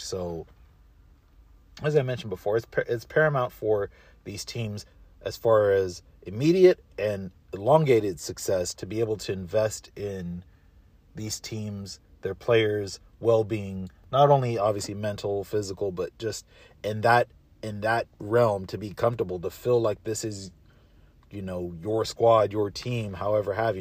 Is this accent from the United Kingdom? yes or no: no; Southern California, United States; growing up in SoCal